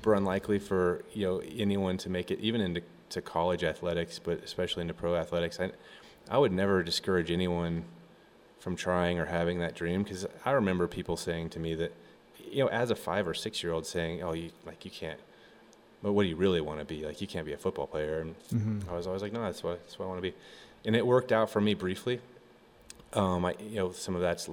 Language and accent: English; Colorado, United States; growing up in Colorado